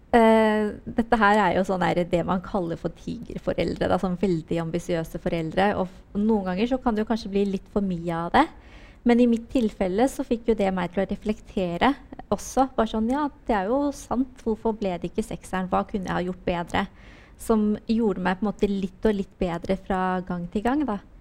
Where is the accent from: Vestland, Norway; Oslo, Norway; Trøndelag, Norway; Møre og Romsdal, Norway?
Oslo, Norway; oppveksten min på Holmen var eh, fantastisk